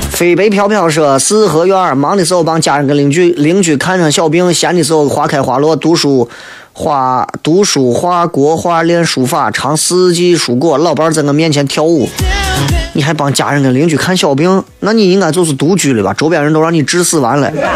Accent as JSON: {"language": "Chinese", "region": "Shaanxi", "country": "China", "said": "作为一个陕西人"}